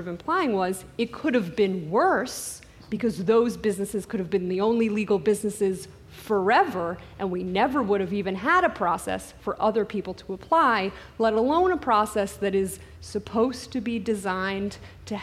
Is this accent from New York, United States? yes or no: yes; New York, United States; now in Los Angeles, United States; I grew up in New York